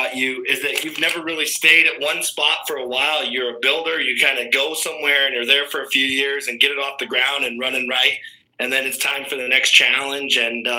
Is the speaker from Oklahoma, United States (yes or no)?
no; Cherokee, Iowa, United States; now in Denison, United States; I know you were at my hometown for a little while, small town in northwest Iowa called Cherokee.